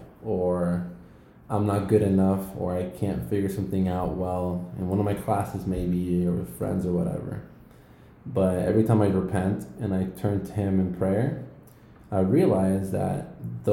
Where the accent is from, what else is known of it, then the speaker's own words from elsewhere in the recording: Houston, Texas, United States; I'm from Houston, Texas